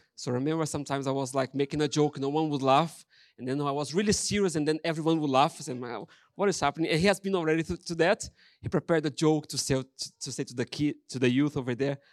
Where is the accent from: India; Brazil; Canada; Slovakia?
Brazil; English is a second language; moved away as an adult; now in Ross-on-Wye, United Kingdom; I'm Brazilian